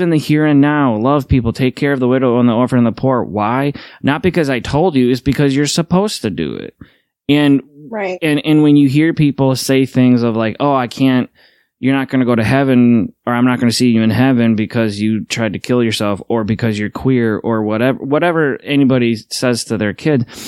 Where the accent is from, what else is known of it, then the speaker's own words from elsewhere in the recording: Midwest, United States; Midwesterners, we just don't leave